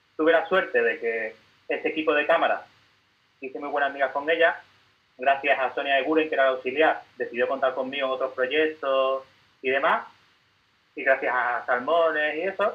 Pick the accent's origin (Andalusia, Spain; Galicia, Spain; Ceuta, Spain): Andalusia, Spain; Seville; yo soy de Sevilla, de un barrio que se llama Torre Blanca de los Caños.